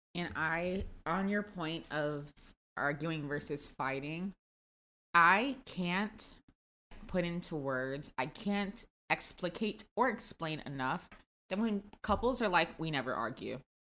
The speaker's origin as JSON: {"language": "English", "region": "Florida", "country": "United States", "said": "I'm from Florida"}